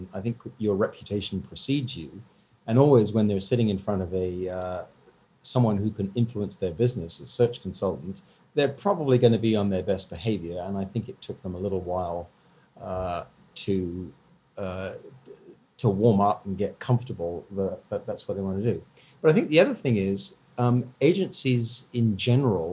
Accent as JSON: {"language": "English", "country": "Canada", "said": "being a Canadian"}